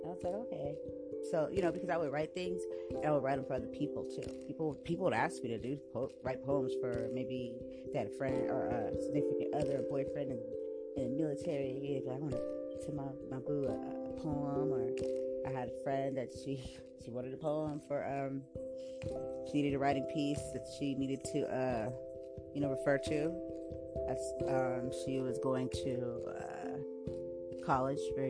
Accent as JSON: {"language": "English", "town": "San Diego", "region": "California", "country": "United States", "tie": "born or raised there", "said": "I was born right here in San Diego, California"}